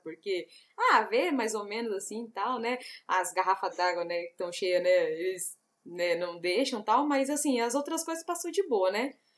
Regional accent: São Paulo, Brazil; eu, São Paulo.

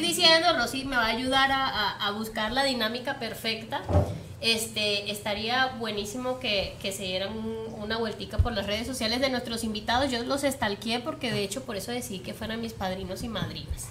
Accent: Venezuela; moved away; yo soy venezolana también

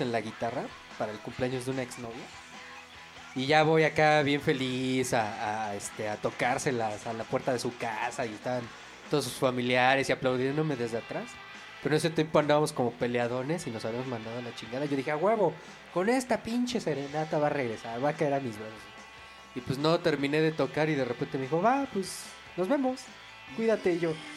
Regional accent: Mexico City, Mexico; De aquí, de la Ciudad de México

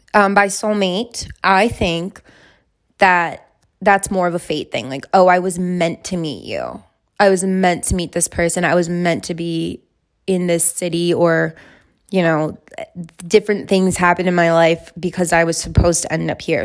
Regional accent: Alaska, United States; I'm from Alaska

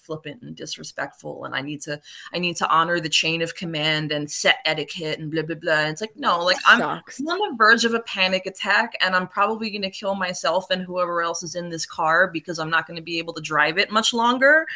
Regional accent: New York City, New York, United States; moved away as an adult; now in New Jersey, United States; I'm from New York, I'm from Brooklyn

